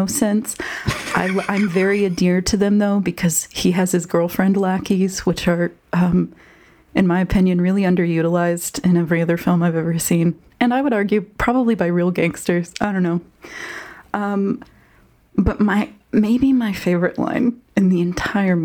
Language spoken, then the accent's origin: English; United States; I'm an American and I was a 90s baby.